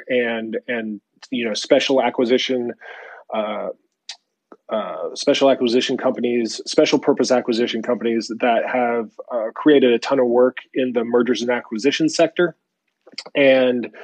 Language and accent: English; San Jose, California, United States; also born or lived in San Francisco; now in Larkspur, United States; a native. I grew up in San Jose and went to school at Cal